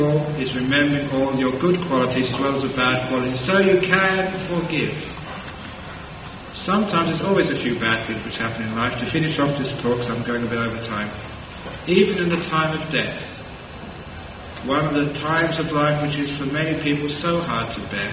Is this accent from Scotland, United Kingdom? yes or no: no; London, United Kingdom; growing up in London